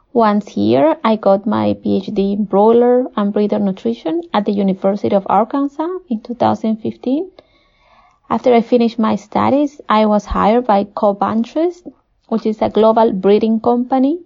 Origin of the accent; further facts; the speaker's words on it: Peru; I was born and raised in Peru